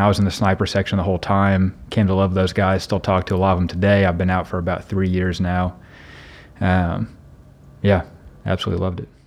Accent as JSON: {"language": "English", "area": "near Evansville", "region": "Southern Indiana", "country": "United States", "moved": "yes", "lives_now": "Indianapolis, United States", "said": "I'm originally from Southern Indiana, down by Evansville."}